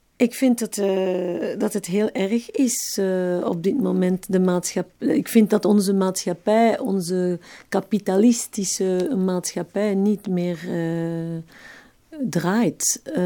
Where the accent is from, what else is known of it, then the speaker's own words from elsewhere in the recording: Evere, Brussels-Capital Region, Belgium; accent: Brussels dialect; also born or lived in Schaerbeek; Ik werd in Schaarbeek geboren, maar ik heb ehm, in Evere heel mijn jeugd gewoond.